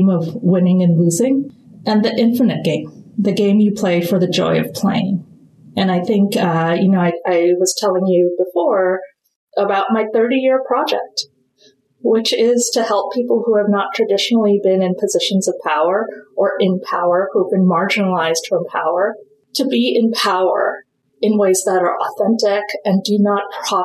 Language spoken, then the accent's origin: English; India; I am Indian.